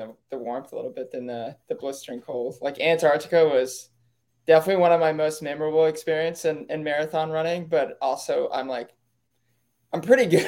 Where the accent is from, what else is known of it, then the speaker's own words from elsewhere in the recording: Florida, United States; being from Florida and have a lot of friends and family come through